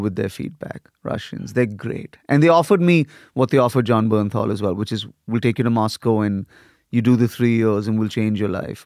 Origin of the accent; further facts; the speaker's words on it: India; moved away as an adult; also born or lived in Lagos, Nigeria / United States / Europe; I got sent to boarding school when I was eight in India